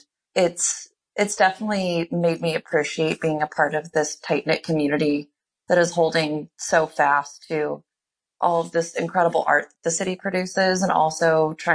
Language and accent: English; Indiana, United States; now in Chicago, United States; I've only lived in Chicago, aside from growing up in Indiana